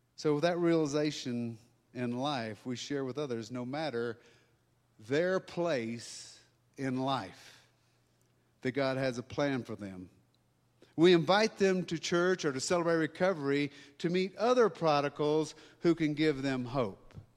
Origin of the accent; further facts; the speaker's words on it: Louisiana, United States; now in Colorado, United States; I'm from Louisiana.